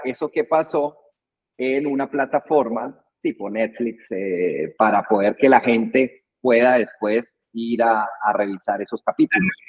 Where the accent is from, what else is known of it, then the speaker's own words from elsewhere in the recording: Colombia; moved away as an adult; now in Guatemala; soy colombiano, llevo 20 años aquí en Guatemala